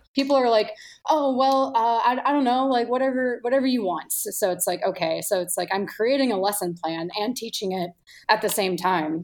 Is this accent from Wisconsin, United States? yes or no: yes; Milwaukee, Wisconsin, United States; moved away as an adult; now in Chicago, United States; I grew up in Milwaukee, definitely blue collar, beer town